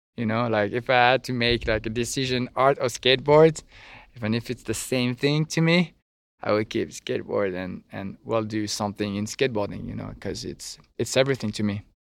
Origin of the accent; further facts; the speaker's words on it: French Riviera, Provence-Alpes-Côte d'Azur, France; English is a second language; moved away as an adult; now in Normandy, France; I'm from the French Riviera